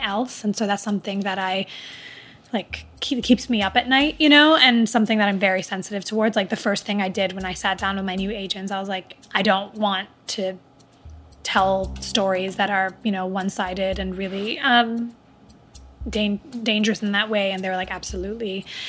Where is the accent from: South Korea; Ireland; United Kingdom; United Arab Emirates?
United Arab Emirates; Dubai; moved away; also born or lived in Riyadh, Saudi Arabia / Palestine / America; growing up in Dubai